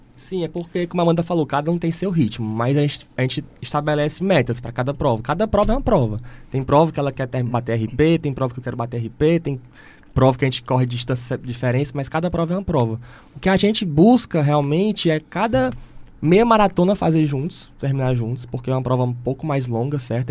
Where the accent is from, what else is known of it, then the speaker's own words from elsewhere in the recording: Ceará, Brazil; nós, como cearenses